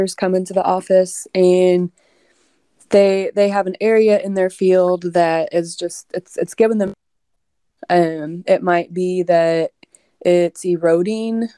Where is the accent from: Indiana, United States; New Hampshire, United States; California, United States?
Indiana, United States; now in Illinois, United States; I grew up in Indiana.